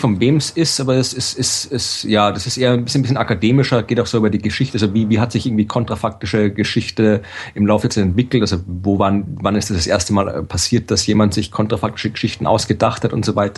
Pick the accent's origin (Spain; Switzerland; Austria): Austria; als Österreicher